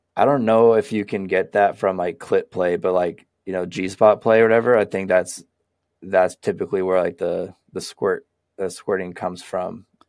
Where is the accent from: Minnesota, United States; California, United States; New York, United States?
California, United States; Sacramento; also born or lived in Seattle; now in Portland, United States; I grew up in Sacramento too. I spent most of my childhood in Sacramento